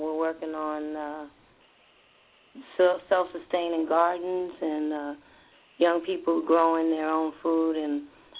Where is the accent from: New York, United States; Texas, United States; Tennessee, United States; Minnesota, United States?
New York, United States; New York City; now in Tallahassee, United States; I'm in Tallahassee, Florida, but my home is New York City.